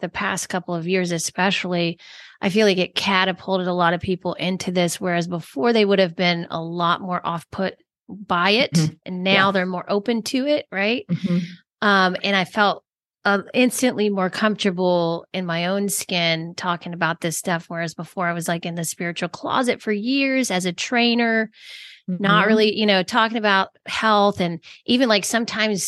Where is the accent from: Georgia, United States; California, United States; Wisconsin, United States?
Georgia, United States; I'm from Georgia